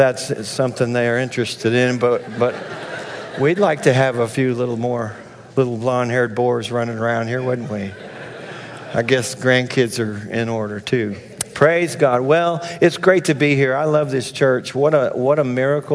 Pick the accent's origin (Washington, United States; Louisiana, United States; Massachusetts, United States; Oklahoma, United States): Oklahoma, United States; I'm from Oklahoma